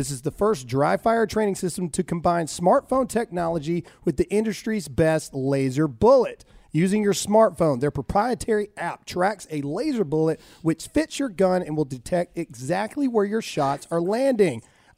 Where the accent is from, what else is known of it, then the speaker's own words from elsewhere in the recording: Mississippi, United States; That's how it is where we're from. So we're from Mississippi. There's no pro team in Mississippi.